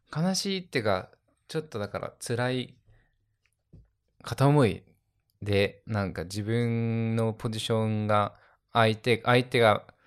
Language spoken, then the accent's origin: Japanese; Okinawa, Japan; 俺らのさ、その小中とかは、もう本当、沖縄、沖縄の音楽しか聞いてこなかった